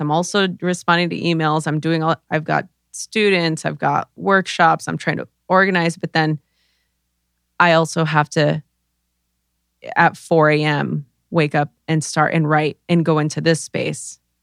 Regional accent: Los Angeles, California, United States; I grew up in East LA during the LA riots

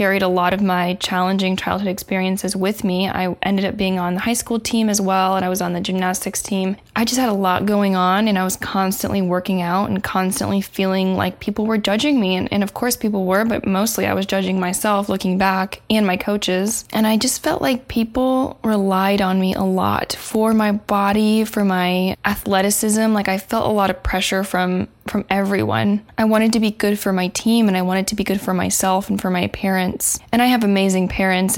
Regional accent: Indiana, United States; now in Los Angeles, United States; I live in LA. I live in Southern California, and I am actually from the Midwest, from Indiana

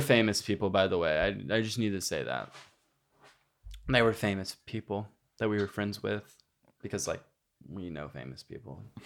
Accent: Granbury, Texas, United States; moved away; It says Granbury, Texas, which is my hometown

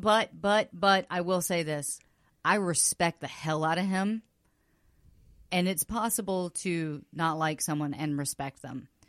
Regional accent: the South, United States; now in Los Angeles, United States; I grew up in the South

